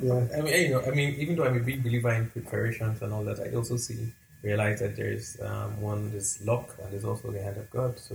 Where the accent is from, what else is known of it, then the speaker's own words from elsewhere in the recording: southern Nigeria, Nigeria; I'm a Christian, I'm a Southerner, can't speak the language.